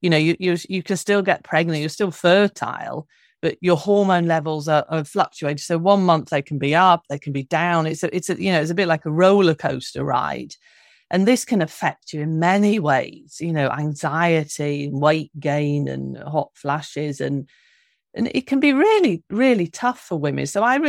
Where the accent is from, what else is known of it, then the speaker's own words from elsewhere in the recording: London, United Kingdom; I'm originally from London, from the UK